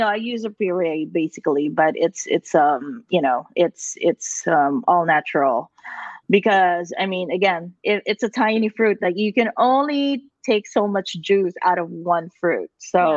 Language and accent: English; Philippines; moved away; I grew up in the Philippines